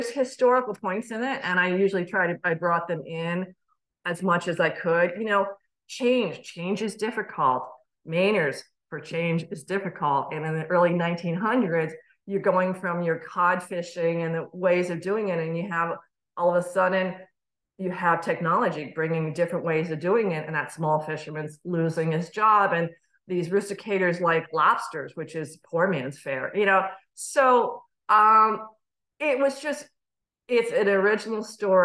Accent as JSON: {"language": "English", "region": "Connecticut", "country": "United States", "tie": "born or raised there", "also_born_or_lived": "Chester, New York", "moved": "yes", "said": "I was starting up in a new state, even though it's my home state"}